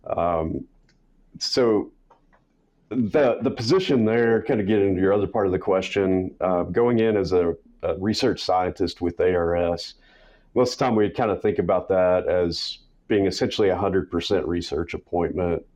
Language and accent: English; West Texas, United States; I grew up in West Texas, rural area